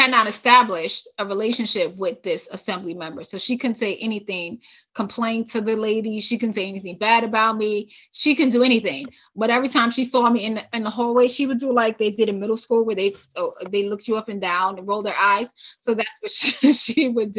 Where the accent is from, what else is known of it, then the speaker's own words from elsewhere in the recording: New York City, New York, United States; moved away as an adult; also born or lived in Albany / California / Nevada; I'm from New York City